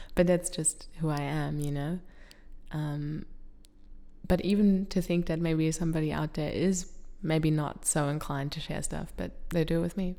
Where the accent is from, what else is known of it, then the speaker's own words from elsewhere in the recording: Germany; now in Australia; I'm from Germany